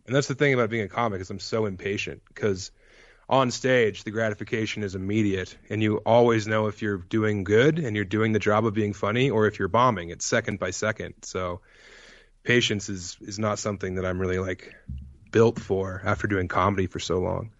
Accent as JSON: {"language": "English", "town": "Elizabeth", "region": "Colorado", "country": "United States", "tie": "born or raised there", "also_born_or_lived": "Denver, Colorado / Las Vegas, Nevada", "moved": "as an adult", "said": "I'm from eastern Colorado. I'm from, like, an hour and a half away from Kansas and about an hour away from Denver"}